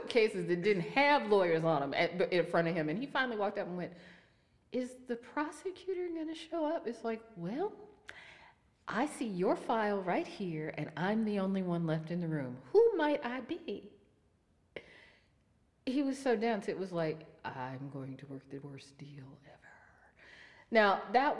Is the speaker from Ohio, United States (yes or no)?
yes; Youngstown, Ohio, United States; I'm from Youngstown